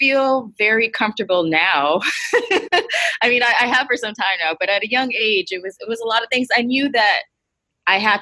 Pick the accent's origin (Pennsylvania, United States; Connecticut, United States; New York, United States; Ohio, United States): New York, United States; New York City; I was born and raised in the Bronx